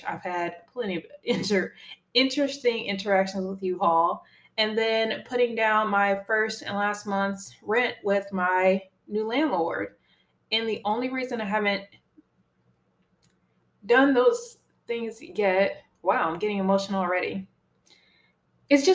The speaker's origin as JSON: {"language": "English", "town": "Chicago", "region": "Illinois", "country": "United States", "tie": "born or raised there", "moved": "as an adult", "lives_now": "East Coast, United States", "said": "my last week home in my hometown"}